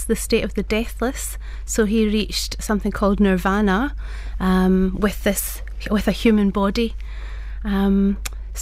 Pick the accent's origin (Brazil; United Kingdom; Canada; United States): United Kingdom; Glasgow, Scotland; I was born in Glasgow, as you can hear from my accent